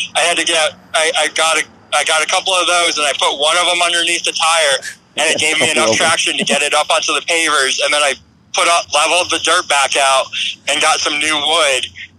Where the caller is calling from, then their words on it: Lebanon, Pennsylvania, United States; I came from Lebanon, PA, which is out in the eastern side. It's near Hershey, PA, actually. I'm about 30 minutes down the road from Hershey.